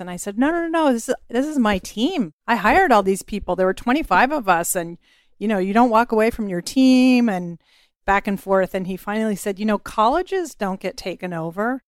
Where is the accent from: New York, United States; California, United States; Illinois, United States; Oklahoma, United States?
California, United States; Bay Area; moved away as an adult; also born or lived in Boston; I'm from the Bay Area